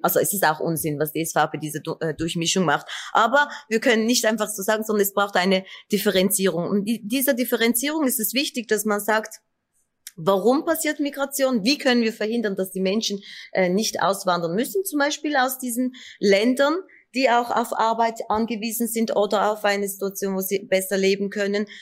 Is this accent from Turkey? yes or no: yes; Turkey; now in Switzerland; Ich bin Kurdin aus der Türkei, mit zwei Sprachen aufgewachsen